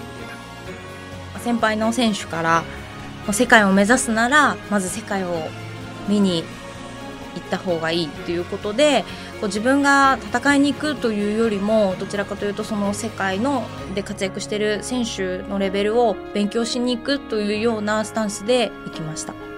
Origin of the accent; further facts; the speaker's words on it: Asahikawa, Hokkaido, Japan; moved away as an adult; also born or lived in Yokohama; 地元の旭川にいた時